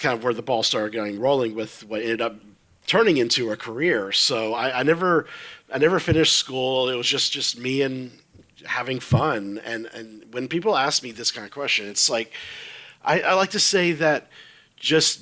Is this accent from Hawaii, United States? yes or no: no; Texas, United States; moved away as an adult; now in Florida, United States; I come originally from Texas, born and raised in Texas